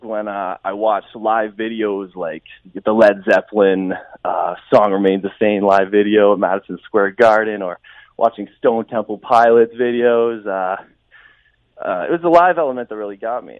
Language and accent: English; Mount Brydges, Ontario, Canada; also born or lived in London, Ontario; I'm actually from Mount Bridges